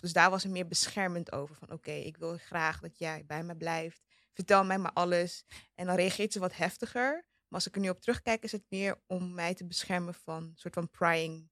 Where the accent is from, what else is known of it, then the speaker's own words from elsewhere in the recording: Amsterdam, North Holland, Netherlands; Ik ben in Amsterdam West opgegroeid